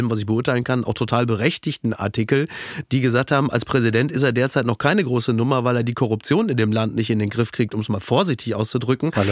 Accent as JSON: {"language": "German", "country": "Germany", "said": "Sind wir als Deutsche"}